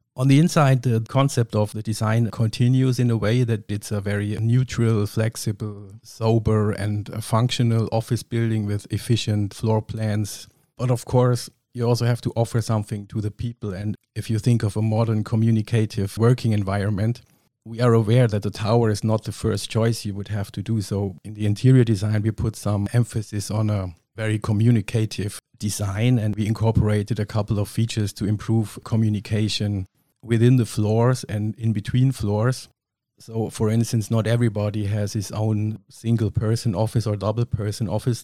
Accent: Kempten, Bavaria, Germany; I was born and raised in Kempten in Allgäu, which is pretty down south

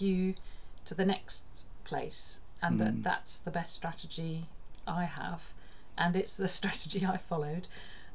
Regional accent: Sutton Coldfield, West Midlands, United Kingdom; where I grew up in Sutton Coldfield

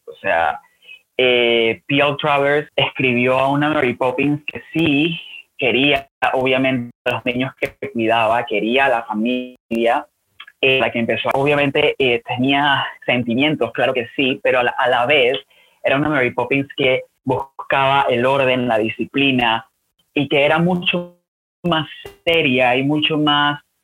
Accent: Panama; soy panameño, eh, escritor de 29 años

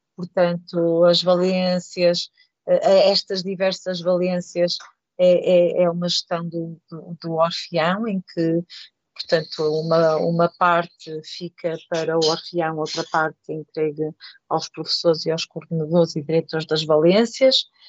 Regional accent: Porto, Norte, Portugal; moved away as an adult; now in Valadares, Portugal; sou natural do Porto e vim para Valadares por, por casamento

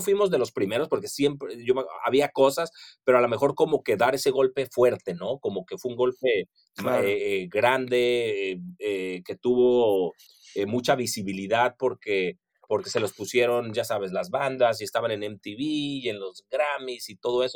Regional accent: Mexico

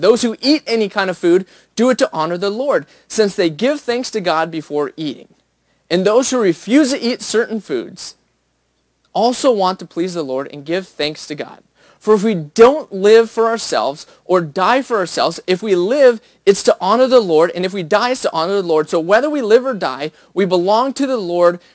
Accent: United States; as an American

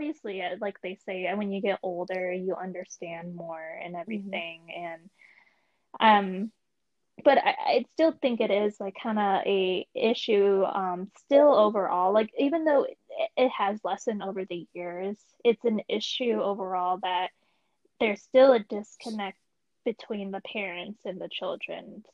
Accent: Michigan, United States; moved away as an adult; I'm originally from Michigan too

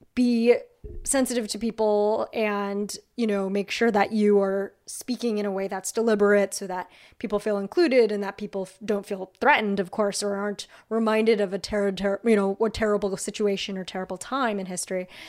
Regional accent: outside of Los Angeles, California, United States; I'm from outside of Los Angeles

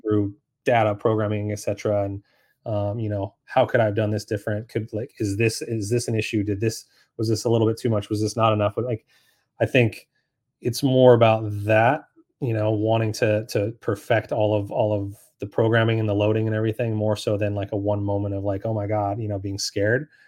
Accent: Sacramento, California, United States; moved away as an adult; also born or lived in San Diego / Beverly Hills / Reno / Minnesota; now in Charlotte, United States; I'm actually from Sacramento, California.

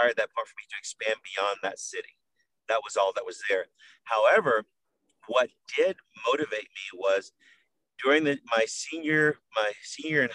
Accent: Wilmington, North Carolina, United States; moved away as an adult; now in Texas, United States; I'm from Wilmington, North Carolina, a coastal town in southern North Carolina

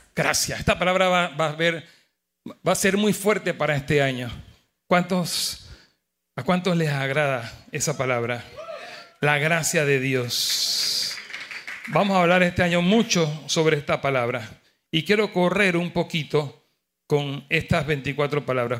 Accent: Panama; con mi esposa somos panameños los dos

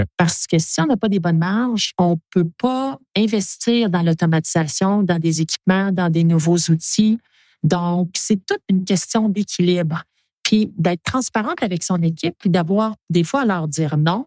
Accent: Quebec, Canada; je suis une Québécoise

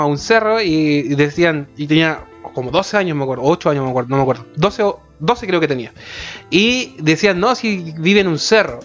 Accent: Santiago, Santiago Metropolitan Region, Chile; siendo santiaguino

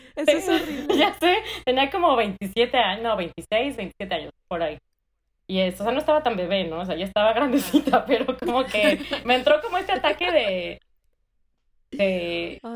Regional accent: Mexico City, Mexico; moved away as an adult; also born or lived in Bristol, United Kingdom; now in United States; soy de la Ciudad de México, chilanga de corazón y de nacimiento

